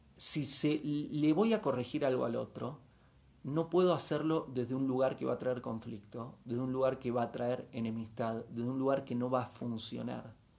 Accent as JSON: {"language": "Spanish", "town": "Bariloche", "region": "Río Negro", "country": "Argentina", "tie": "born or raised there", "said": "Me crié en Bariloche en los 80"}